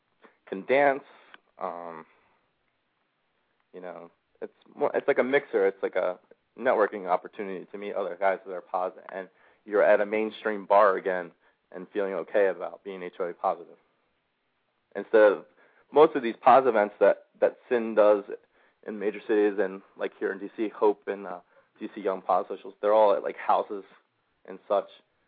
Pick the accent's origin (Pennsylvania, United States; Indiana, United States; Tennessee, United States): Pennsylvania, United States; Levittown; And Jack, I'm from Levittown. It's one of those things, if you ever get out, you never go back.